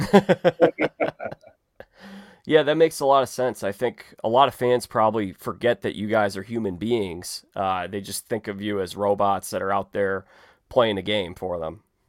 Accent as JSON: {"language": "English", "town": "Chicago", "region": "Illinois", "country": "United States", "said": "I'm from Chicago"}